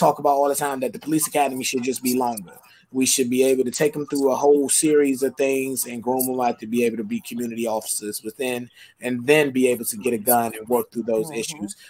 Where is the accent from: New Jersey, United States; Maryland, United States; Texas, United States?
Maryland, United States; Suitland; I grew up in Suitland, you know what I'm saying? I grew up off of Swan Road and Silver Hill Road